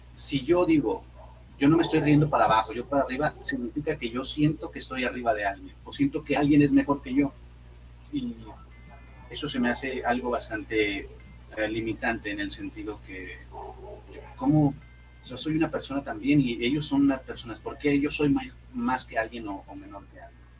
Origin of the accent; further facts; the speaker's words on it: Monterrey, Nuevo León, Mexico; soy comediante, soy de Monterrey